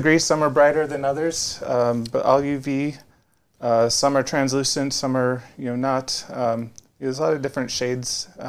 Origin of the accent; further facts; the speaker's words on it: Minnesota, United States; moved away; I grew up in Minnesota